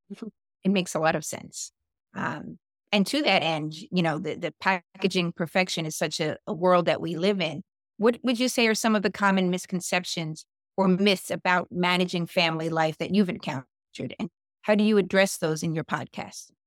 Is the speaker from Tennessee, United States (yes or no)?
no; New York City, New York, United States; also born or lived in Westfield, New Jersey; now in New Jersey, United States; I'm originally from Staten Island